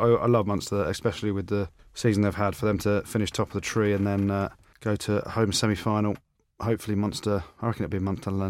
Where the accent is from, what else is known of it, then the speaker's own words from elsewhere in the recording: Coventry, West Midlands, United Kingdom; moved away as an adult; also born or lived in Leicester; I'm born and bred in Cov.